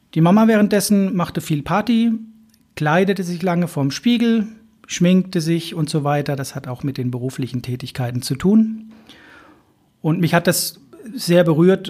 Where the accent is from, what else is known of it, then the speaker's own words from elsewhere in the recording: Hamburg, Germany; in meiner Heimatstadt